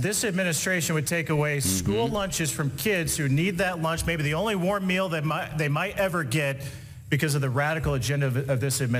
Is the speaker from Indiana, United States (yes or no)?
yes; Indiana, United States; Indiana, my home state